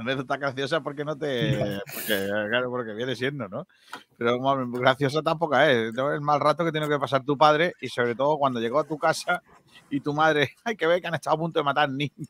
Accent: Rincón de la Victoria, Andalusia, Spain; mi pueblo

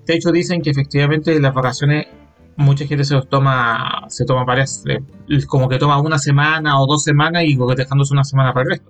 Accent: Calama, Antofagasta, Chile; moved away; yo que vengo de Calama del norte

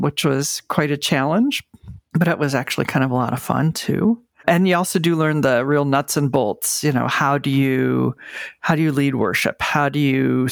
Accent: Michigan, United States; moved away as an adult; also born or lived in New York City; the congregation where I grew up in Michigan supported me

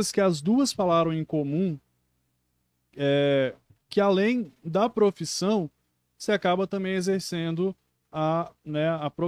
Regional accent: Marechal Floriano, Espírito Santo, Brazil; Eu sou de Marechal.

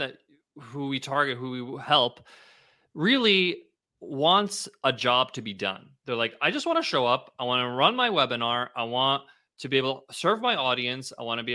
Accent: Ronkonkoma, New York, United States; That's my hometown. I grew up in Ronkonkoma

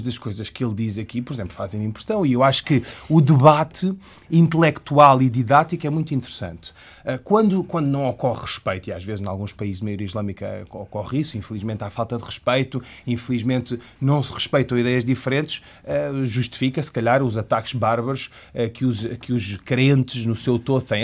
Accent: Portugal; Eu, como ocidental, como português, que professa a religião islâmica

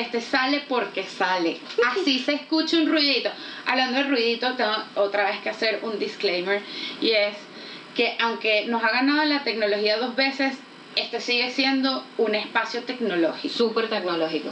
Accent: Venezuela; accent: Venezuelan; now in Santiago, Chile; Vivimos en Santiago de Chile, pero claramente somos venezolanas. Claramente digo por el acento

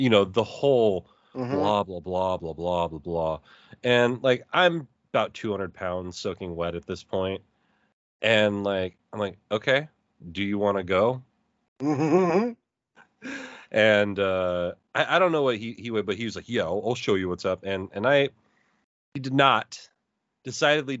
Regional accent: Eugene, Oregon, United States; moved away; I'm from Eugene.

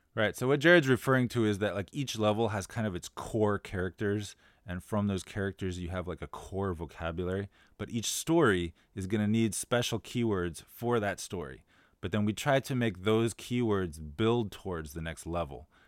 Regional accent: United States; now in Shanghai, China; As an American

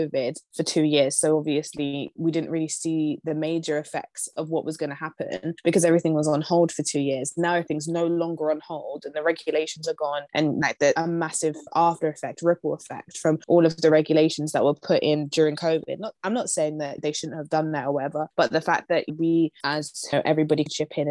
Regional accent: London, United Kingdom; we're from London, so we will never be able to buy a house in London

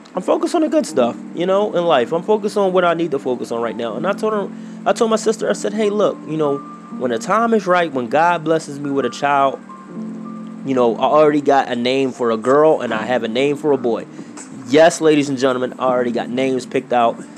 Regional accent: Philadelphia, Pennsylvania, United States; I grew up in Philadelphia, Pennsylvania, to be exact

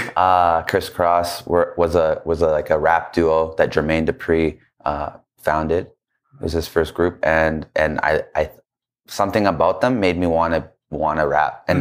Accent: Calgary, Alberta, Canada; I grew up in Calgary

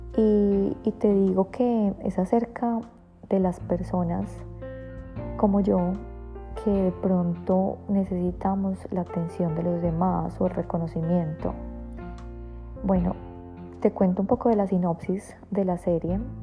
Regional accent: Colombia; moved away; vengo de Colombia

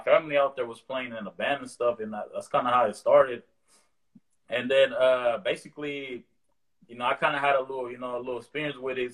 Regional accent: the Bay Area, California, United States; growing up in the Bay

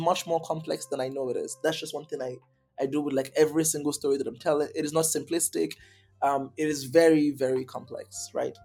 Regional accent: Lagos, Nigeria; I grew up in Lagos.

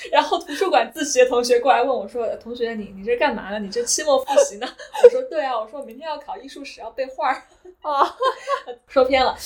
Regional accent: China; moved away; also born or lived in Beijing; 我其实从小我都是在城市长大的，然后包括呃念大学的时候在北京这样的环境，就其实我其实小时候对乡村是没有概念的，可能在国内觉得乡村就是那种就是呃农村

